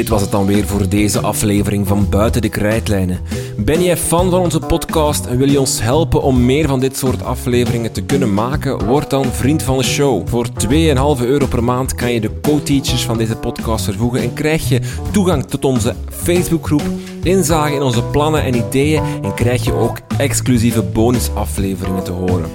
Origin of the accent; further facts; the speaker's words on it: Flanders, Belgium; bij ons in Vlaanderen